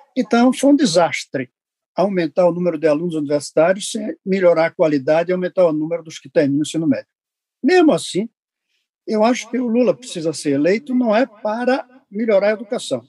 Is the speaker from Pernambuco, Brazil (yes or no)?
yes; Recife, Pernambuco, Brazil; eu sou de Recife, não sou de Santa Catarina